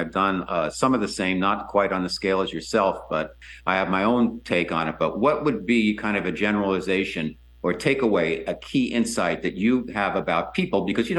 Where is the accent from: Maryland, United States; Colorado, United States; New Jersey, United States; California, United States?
New Jersey, United States; moved away as an adult; also born or lived in New York; now in San Diego, United States; I'm from New Jersey, lived in New York.